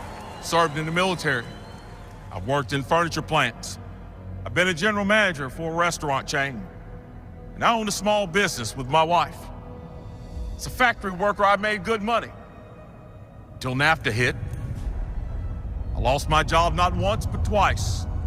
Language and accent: English; Greensboro, North Carolina, United States; You see, I grew up poor here in Greensboro, the ninth of 10 children.